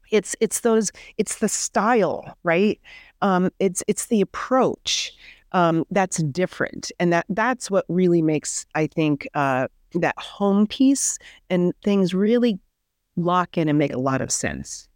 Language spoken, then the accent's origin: English; Midwest, United States; I grew up in the Midwest, the daughter of two pharmacists